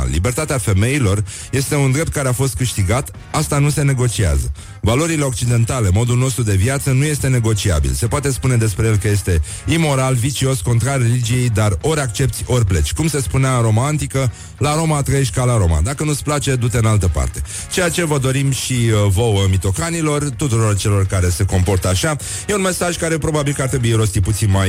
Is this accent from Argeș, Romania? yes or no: no; Turda, Cluj County, Romania; accent: Transylvanian; eu sunt veșnicul puștan din Turda cu accent ardelenesc, care face artă din pasiune și căruia îi place să dăruiască fericire celor din jur.